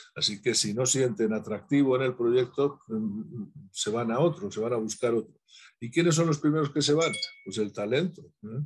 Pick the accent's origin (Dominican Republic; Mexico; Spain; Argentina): Spain; soy español y soy exagerado, pero tengo sangre andaluza